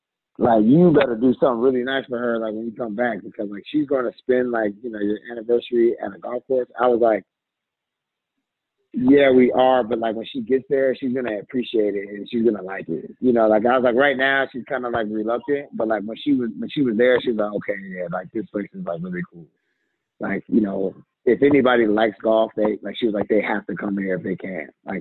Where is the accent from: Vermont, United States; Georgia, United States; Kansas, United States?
Georgia, United States; I'm from Georgia, and like, my dad's been living in Atlanta since 1980